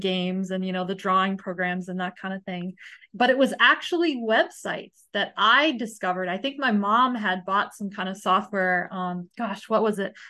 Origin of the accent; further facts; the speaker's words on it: United States; I grew up in the United States